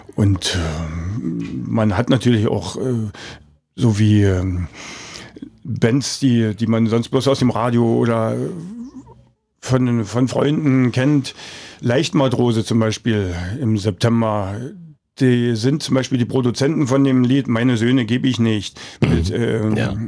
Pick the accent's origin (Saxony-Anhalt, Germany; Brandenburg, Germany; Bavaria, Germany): Brandenburg, Germany; Forst; ich bin in Forst geboren